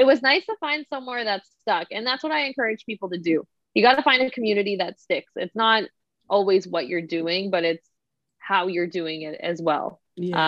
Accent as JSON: {"language": "English", "town": "Toronto", "region": "Ontario", "country": "Canada", "said": "I am definitely from Toronto"}